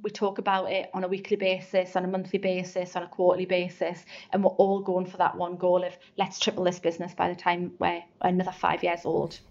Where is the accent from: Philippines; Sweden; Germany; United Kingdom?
United Kingdom; North East England; accent: Geordie; I'm proud to be from the northeast. I've never tried to change my accent.